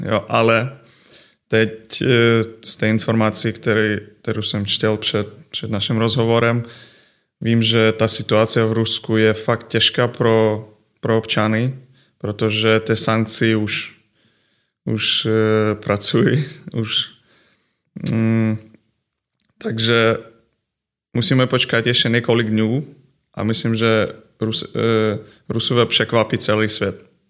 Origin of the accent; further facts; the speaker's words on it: Ukraine; Czech is a second language; moved away as an adult; also born or lived in Kazakhstan / Finland / Estonia / Poland; now in Příbram, Czech Republic; Přišel jsem eh, jako z Ukrajiny